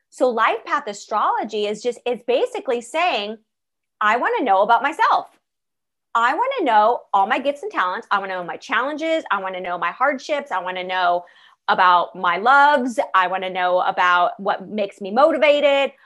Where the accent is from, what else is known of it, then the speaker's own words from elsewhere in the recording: Los Angeles, California, United States; I was born in Los Angeles